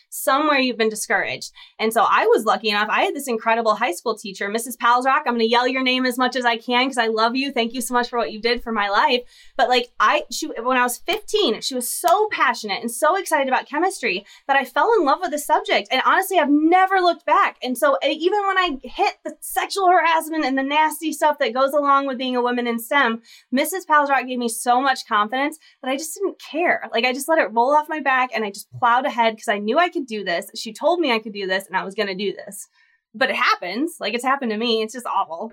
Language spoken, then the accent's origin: English; Michigan, United States; moved away as an adult; now in Texas, United States; I'm from Michigan originally, so my O's come out when I get really excited, but I've been in Texas for the last 12 years, so I have this kind of odd y'all